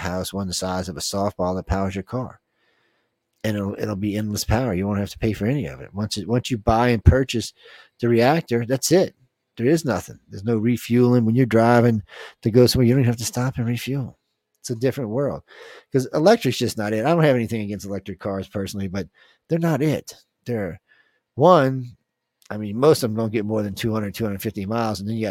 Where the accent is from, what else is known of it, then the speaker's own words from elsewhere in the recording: New Orleans, Louisiana, United States; I was born in New Orleans.